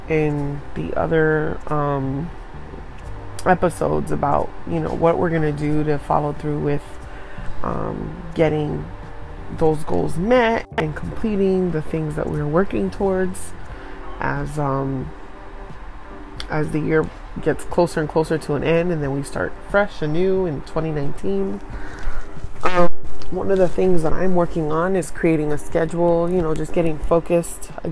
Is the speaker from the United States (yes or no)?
yes; Miami, Florida, United States; first language Haitian Creole; I was raised in Miami